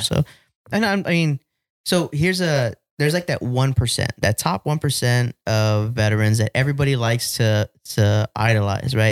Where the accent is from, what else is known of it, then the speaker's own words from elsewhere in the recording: United States; as a Chicano, like a Mexican American, I can say that I'm, I love being an American